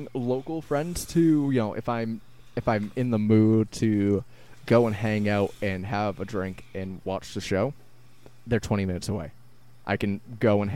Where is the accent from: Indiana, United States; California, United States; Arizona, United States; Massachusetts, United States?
Massachusetts, United States; Randolph; I still lived in my hometown of Randolph